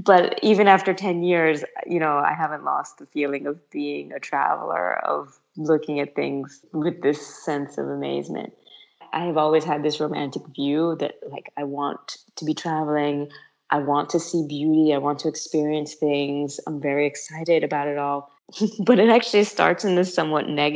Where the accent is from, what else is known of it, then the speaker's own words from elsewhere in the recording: United States; moved away as an adult; also born or lived in New York / Milan / Paris; now in Lucca, Italy; I grew up in America